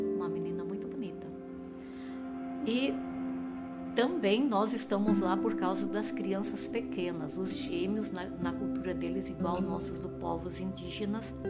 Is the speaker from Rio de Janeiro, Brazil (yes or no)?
no; Paraná, Brazil; moved away as an adult; also born or lived in Santa Catarina / Rio Grande do Norte / Bolivia / Mozambique; sou paranaense